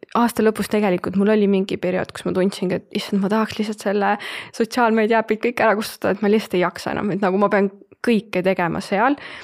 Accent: Rakvere, Lääne-Viru County, Estonia; moved away as an adult; now in Tallinn, Estonia; olen pärit Rakverest, viimased pool aastat olen elanud Tallinnas

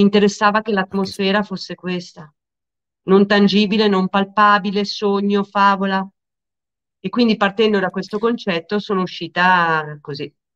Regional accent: Lecco, Lombardy, Italy; also born or lived in Milan; io sono di Lecco, la scuola è a Monza

